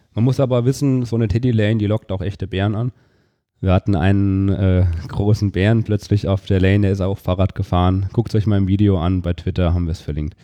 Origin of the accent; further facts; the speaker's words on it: Fulda area, Hesse, Germany; moved away as an adult; now in Darmstadt, Germany; In Fulda, da habe ich mein Abitur gemacht